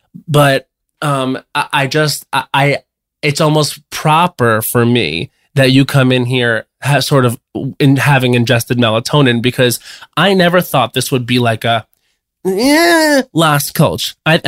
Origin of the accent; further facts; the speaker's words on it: Long Island, New York, United States; moved away; I am in my hometown of Long Island, New York